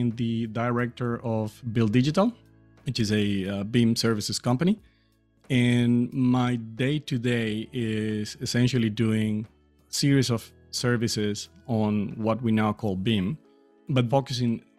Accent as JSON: {"language": "English", "country": "Colombia", "first_language": "Spanish", "second_language": "English", "moved": "as an adult", "lives_now": "Australia", "said": "I'm from South America in Colombia"}